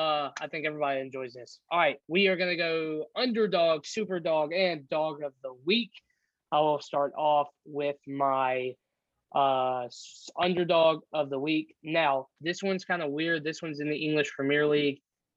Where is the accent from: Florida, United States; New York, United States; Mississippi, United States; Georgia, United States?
Mississippi, United States; Northern; we are from Northern Mississippi.